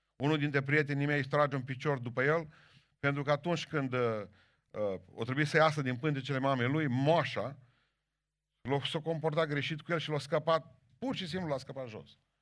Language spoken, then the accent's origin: Romanian; Bihor County, Romania; eu care sunt din Bihor